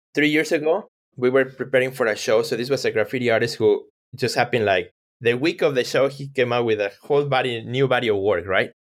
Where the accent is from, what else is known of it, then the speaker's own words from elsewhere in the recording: Mexico; English is a second language; moved away; I grew up in Mexico, so English is my second language.